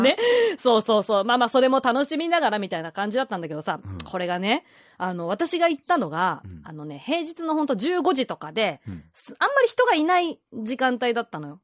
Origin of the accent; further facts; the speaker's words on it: Ibaraki, Japan; 私のね、地元の茨城